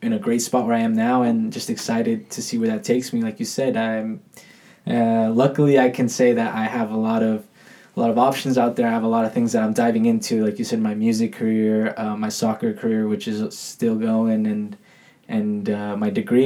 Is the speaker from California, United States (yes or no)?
yes; Santa Clarita, California, United States; I'm from Santa Clarita